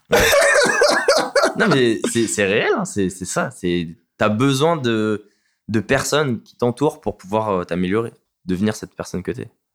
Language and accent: French; Vitry-sur-Seine, Île-de-France, France; Je viens de Vitry-sur-Seine, en région parisienne